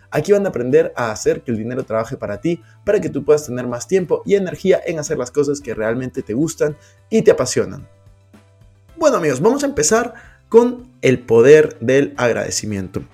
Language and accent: Spanish; Peru; moved away; also born or lived in Madrid; Yo soy de Perú